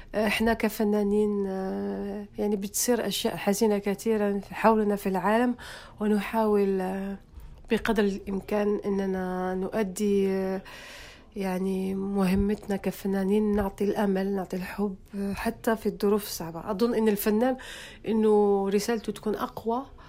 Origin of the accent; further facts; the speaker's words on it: Algiers, Algiers Province, Algeria; moved away as an adult; also born or lived in France; أنا ولدت، آه، في حي شعبي اسمه بولورين. معروف في الجزائر. آه، يعني زدت في باب الواد وكبرت في- في البلوغين.